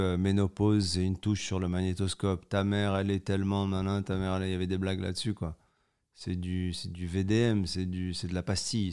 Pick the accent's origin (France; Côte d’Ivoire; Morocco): Morocco; Je suis né au Maroc